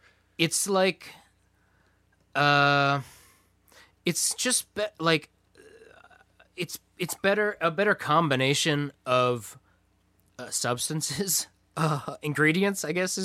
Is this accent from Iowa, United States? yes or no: yes; Iowa, United States; I'm from Iowa.